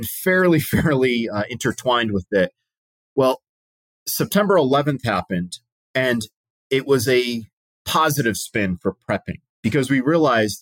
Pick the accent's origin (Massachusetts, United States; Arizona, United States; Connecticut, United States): Connecticut, United States; moved away as an adult; also born or lived in Utah; now in North Carolina, United States; my home state of Connecticut